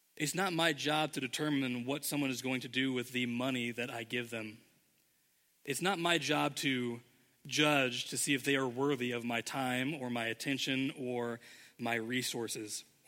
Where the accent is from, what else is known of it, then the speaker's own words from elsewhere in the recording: Indianapolis, Indiana, United States; moved away as an adult; now in Ohio, United States; we we're both from Indianapolis. Our homes were there